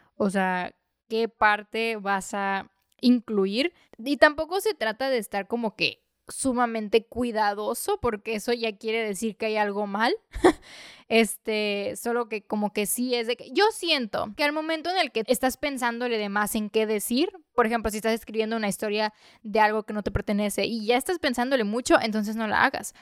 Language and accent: Spanish; Mexico; yo soy mexicana